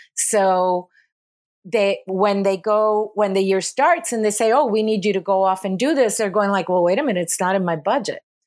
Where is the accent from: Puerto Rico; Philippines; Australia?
Puerto Rico; moved away as an adult; also born or lived in California; I moved back to Puerto Rico from California